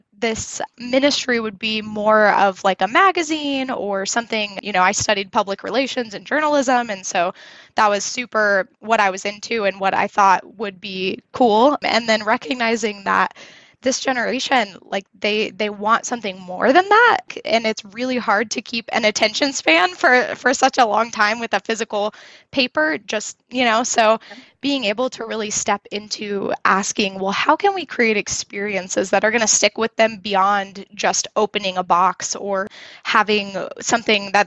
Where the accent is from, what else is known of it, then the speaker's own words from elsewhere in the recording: Indiana, United States; now in Denver, United States; I grew up in Indiana, Midwest girl, and then have moved around quite a bit